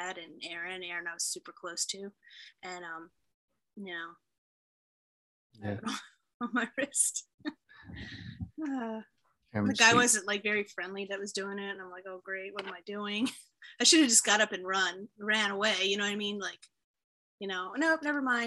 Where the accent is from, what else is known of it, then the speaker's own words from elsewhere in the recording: Baltimore, Maryland, United States; accent: Baltimore; my little Baltimore accent